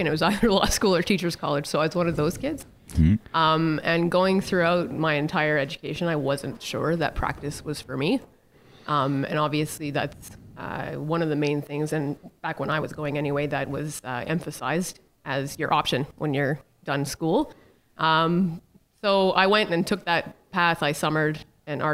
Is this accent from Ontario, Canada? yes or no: yes; Timmins, Ontario, Canada; when we were growing up in Timmins